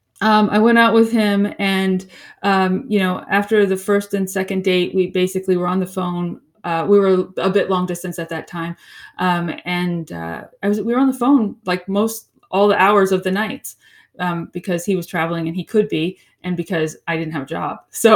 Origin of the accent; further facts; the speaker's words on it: Florida, United States; also born or lived in New York; Okay. Well, I am originally from Florida. And then I sort of lived in two homes, both my father's and my mother's. She was in upstate New York.